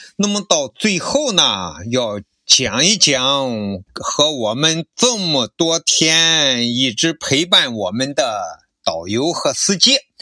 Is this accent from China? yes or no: yes; northern China, China; 我反正北方人嘛